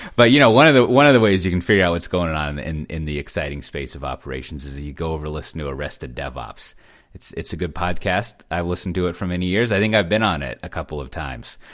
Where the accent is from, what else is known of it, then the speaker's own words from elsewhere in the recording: Texas, United States; moved away; being a Texan